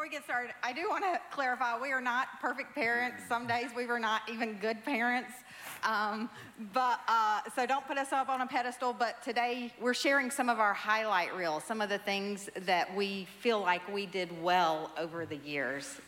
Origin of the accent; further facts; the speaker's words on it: the South, United States; I grew up in the South